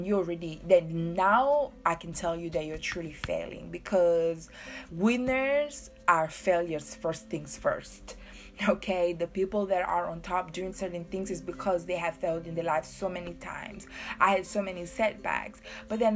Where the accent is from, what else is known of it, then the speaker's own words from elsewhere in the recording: Seychelles; moved away; I'm from Seychelles. I'm very proud Creole woman. Very, very proud. I was born on a very small island.